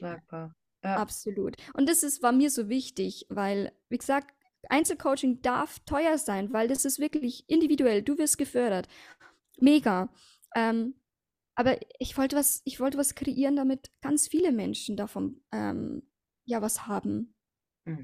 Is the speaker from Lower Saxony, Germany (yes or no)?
no; Passau, Bavaria, Germany; habe ich aber meinen Mann kennengelernt in Passau, in meiner Heimatstadt